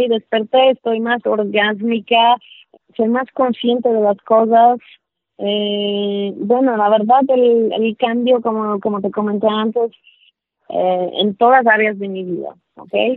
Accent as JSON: {"language": "Spanish", "country": "Poland", "also_born_or_lived": "New York / Mexico City", "second_language": "Spanish", "moved": "yes", "said": "soy polaca"}